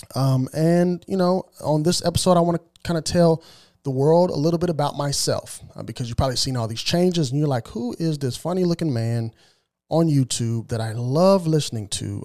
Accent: Southern Illinois, United States; moved away as an adult; also born or lived in small farm town west of Springfield, Illinois / Boston suburbs, Massachusetts; now in Tennessee, United States; that's where I was raised for the majority of my life till I was about twenty years old, and I moved out of Southern Illinois

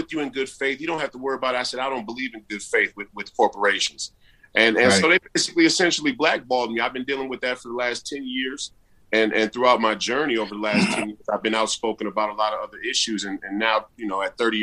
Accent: St. Paul, Minnesota, United States; I was born and raised in the Twin Cities, specifically St. Paul in the Rondo community.

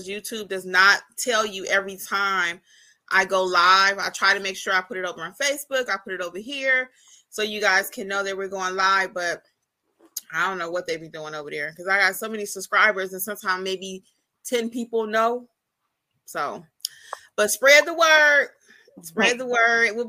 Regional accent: Michigan, United States; Michigan covered. That's my home state.

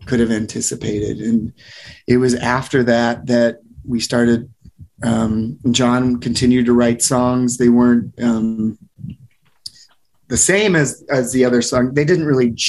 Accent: Ames, Iowa, United States; moved away; also born or lived in California; I'm from Ames, Iowa.

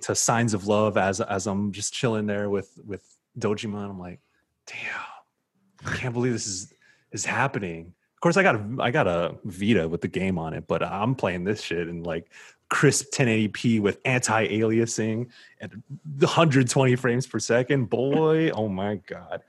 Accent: San Diego, California, United States; he is from my hometown of Southeast San Diego. So we are from the same hood

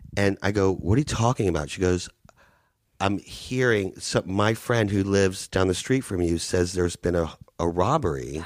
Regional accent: United States; moved away as an adult; also born or lived in Peru / New York / Orlando; now in Los Angeles, United States; I grew up in Florida and Louisiana

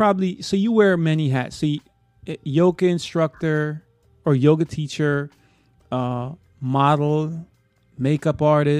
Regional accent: New York City, New York, United States; No, listen, I'm from Brooklyn.

